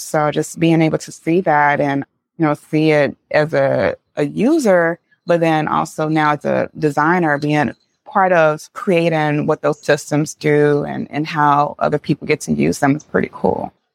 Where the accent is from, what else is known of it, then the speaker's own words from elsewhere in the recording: St. Louis, Missouri, United States; I grew up in Saint Louis, Missouri.